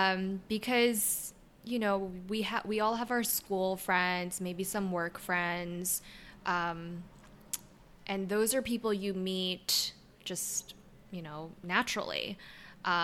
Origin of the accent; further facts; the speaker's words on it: New York City, New York, United States; also born or lived in Seoul, South Korea; I was born in Seoul, South Korea. Immigrated to the States when I was 2 years old. So grew up in Forest Hills, New York